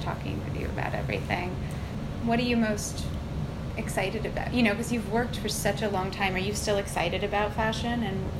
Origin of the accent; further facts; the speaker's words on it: London, United Kingdom; moved away as an adult; now in New York, United States; I was born here, and then when I was 7, we moved to England, to London, and then I moved back to go to NYU.